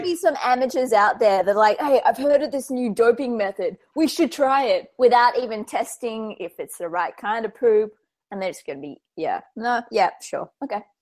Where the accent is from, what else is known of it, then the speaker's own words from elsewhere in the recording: Australia; I'm damn Australian